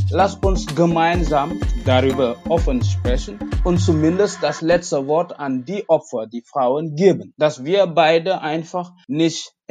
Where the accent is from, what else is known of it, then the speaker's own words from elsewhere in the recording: Senegal; German is a second language; moved away as an adult; also born or lived in Düsseldorf, Germany; now in Wuppertal, Germany; Also ich bin in Senegal geboren, da habe ich auch gelebt bis zum, bis zum 24., äh, 23. Jahr äh, meines Lebens und dann bin wegen Studium nach Deutschland.